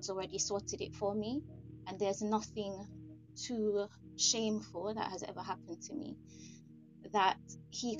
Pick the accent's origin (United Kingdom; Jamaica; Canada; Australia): Jamaica; I grew up in Jamaica